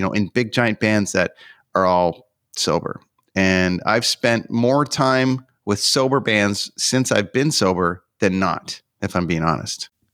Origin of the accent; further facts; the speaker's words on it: Canada; I'm from Canada